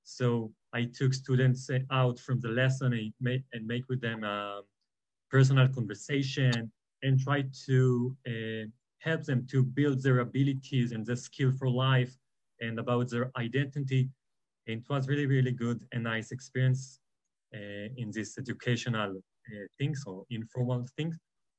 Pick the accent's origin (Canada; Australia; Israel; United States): Israel; Alon Shvut, Judea and Samaria Area; moved away as an adult; I think we came from Alon Shvut in Gush Zion. I was born in Alon Shvut. My parents still live in there.